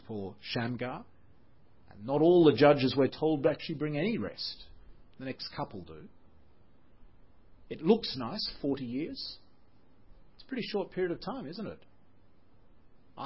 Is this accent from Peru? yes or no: no; Australia; moved away; I'm Australian.